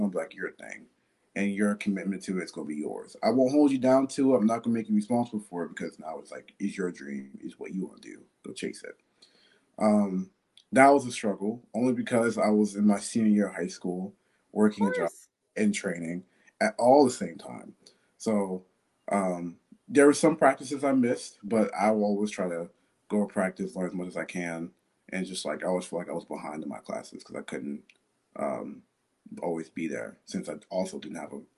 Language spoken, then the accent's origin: English; Mississippi, United States; now in Pittsburgh, United States; I'm from Mississippi. I moved to PA like in 2013.